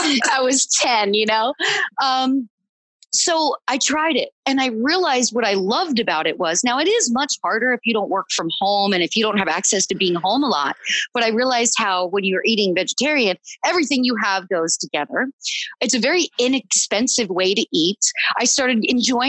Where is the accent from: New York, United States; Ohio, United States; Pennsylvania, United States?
Pennsylvania, United States; moved away; growing up in Pennsylvania, you know, we took in a deer every year